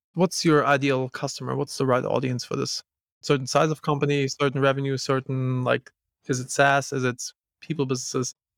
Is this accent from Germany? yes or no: yes; Germany; I'm from Germany.